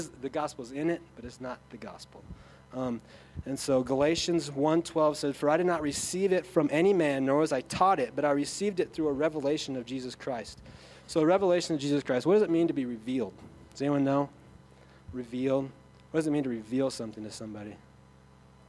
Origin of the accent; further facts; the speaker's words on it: Sioux Falls, South Dakota, United States; I come from Sioux Falls where people, the Holy Spirit is either mystical or it's nothing.